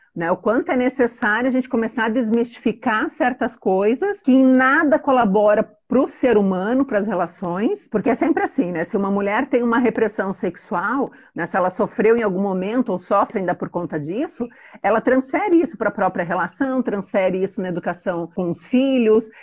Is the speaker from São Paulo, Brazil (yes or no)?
no; Joinville, Santa Catarina, Brazil; eu sou de Joinville, é uma cidade alemã, conservadora, e todo mundo sempre me perguntou, né? Nossa, mas você é daqui mesmo, né? Eu falava, sim, eu sou daqui